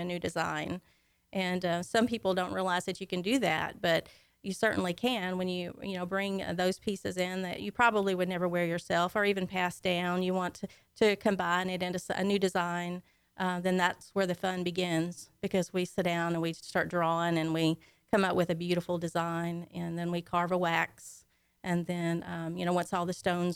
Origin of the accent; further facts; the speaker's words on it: Conroe, Texas, United States; I was born and raised right here in Conroe, so I'm a native Conroeite